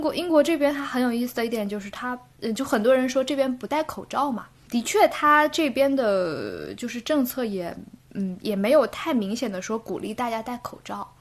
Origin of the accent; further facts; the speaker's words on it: Guilin, Guangxi, China; moved away as an adult; also born or lived in Beijing; now in London, United Kingdom; 从北京回到家，我是桂林人，回到桂林之后呢